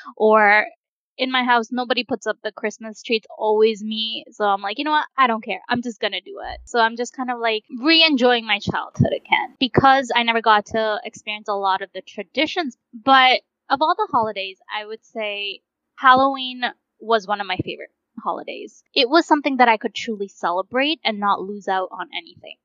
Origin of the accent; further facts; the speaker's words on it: United States; also born or lived in India; I came to America when I was five years old, and growing up, my parents never had the money